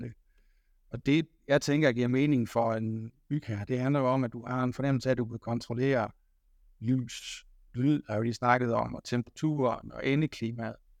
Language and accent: Danish; the Marsh, Southern Denmark, Denmark; Nu kommer jeg fra masken af, så, så der kan jeg føle mig hjemme